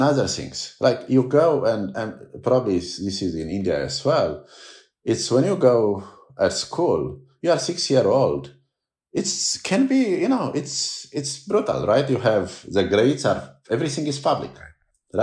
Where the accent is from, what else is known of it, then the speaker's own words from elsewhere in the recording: Romania; moved away as an adult; now in United States; growing up in Romania